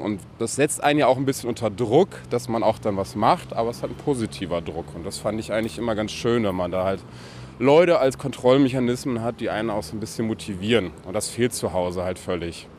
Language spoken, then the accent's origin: German; Aurich, Lower Saxony, Germany; moved away; also born or lived in Emden; in Emden geboren, in Aurich aber aufgewachsen